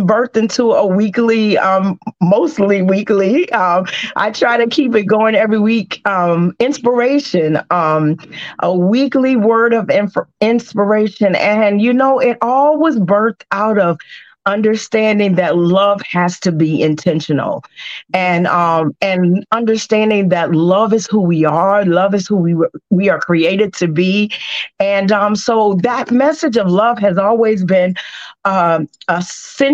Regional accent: Richmond, Virginia, United States; also born or lived in Forest, Virginia / Lynchburg, Virginia; I was born in Richmond, born and raised

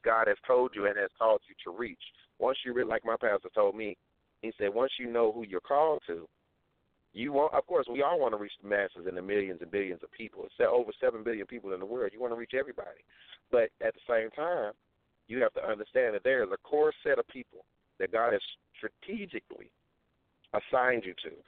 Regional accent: St. Louis, Missouri, United States; I'm from St. Louis, Missouri

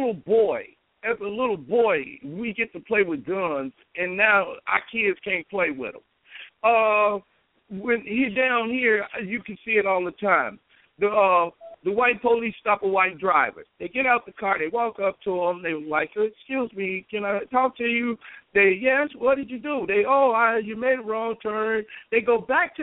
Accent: Chicago, Illinois, United States; now in Champaign, United States; I'm from Chicago, but I've been in Champaign 30 years.

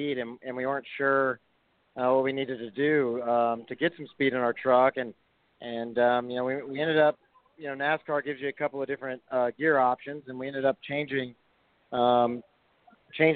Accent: Houston, Texas, United States; I grew up in Texas and South Texas and Houston

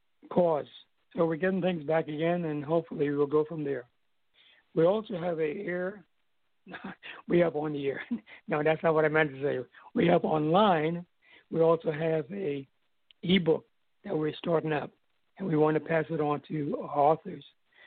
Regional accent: British Virgin Islands; I said, I'm from Virgin Islands.

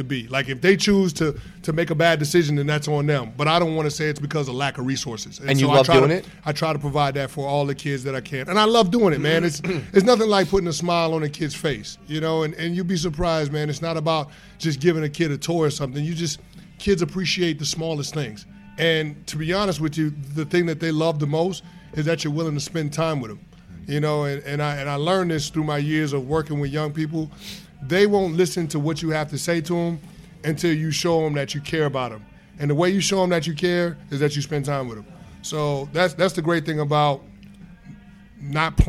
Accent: New York City, New York, United States; I grew up in Co-op City

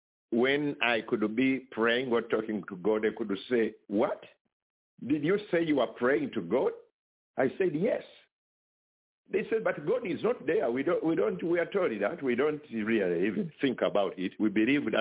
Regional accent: Kampala, Central Region, Uganda; moved away as an adult; also born or lived in China; I was born in Uganda, East Africa, in the city called Kampala. That's where I went to school

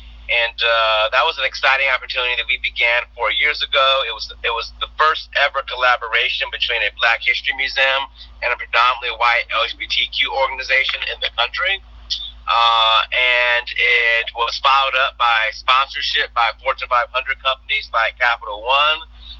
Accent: Midwest, United States; I will say I lived in New England for a bit, and that certainly was not engaging as a Midwesterner. You know, we're kind in the Midwest.

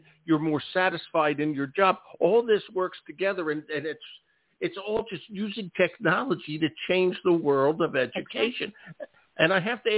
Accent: Philadelphia, Pennsylvania, United States; moved away; I'm originally a Philadelphian

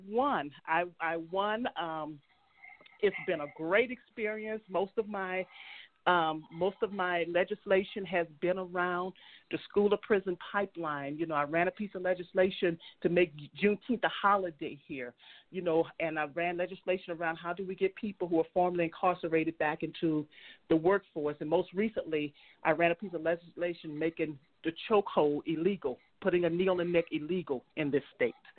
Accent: New Orleans, Louisiana, United States; now in Utah, United States; I was born and raised in um, New Orleans, Louisiana

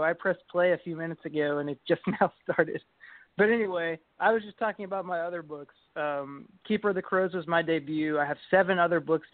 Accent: Kentucky, United States; I'm an author from Kentucky

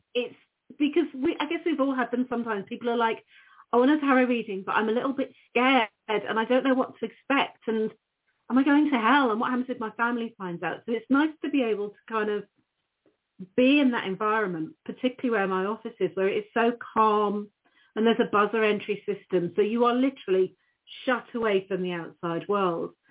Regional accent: United Kingdom; now in Norfolk, United Kingdom; I'm a British witch

